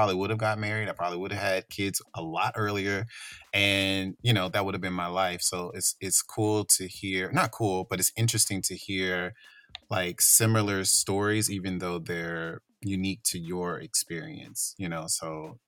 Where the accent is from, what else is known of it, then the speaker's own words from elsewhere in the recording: Louisiana, United States; moved away; also born or lived in California; I'm from Louisiana